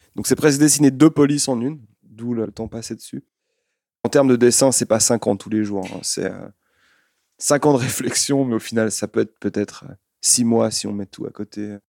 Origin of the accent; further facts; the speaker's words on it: Lyon, Auvergne-Rhône-Alpes, France; moved away; also born or lived in Switzerland; Je ne suis pas suisse, je viens de Lyon